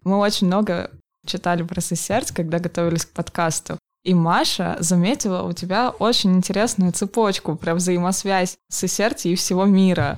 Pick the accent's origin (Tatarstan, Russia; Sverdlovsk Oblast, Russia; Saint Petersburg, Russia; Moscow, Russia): Sverdlovsk Oblast, Russia; Polevskoy; moved away; я сама из Полевского